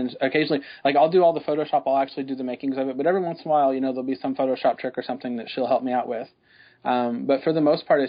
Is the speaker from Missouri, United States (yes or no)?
yes; Joplin, Missouri, United States; also born or lived in Texas; I'm from Joplin, Missouri. Well, I was born in Texas, but my whole family's from Joplin.